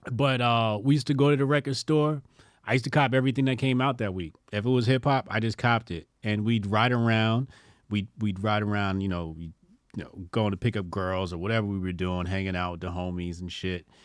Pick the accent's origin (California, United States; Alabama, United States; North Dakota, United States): California, United States; I'm from California